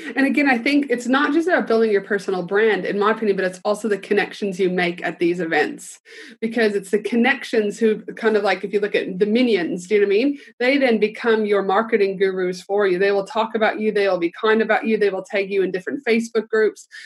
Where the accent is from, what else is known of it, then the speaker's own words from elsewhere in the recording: Canada; I'm proud Canadian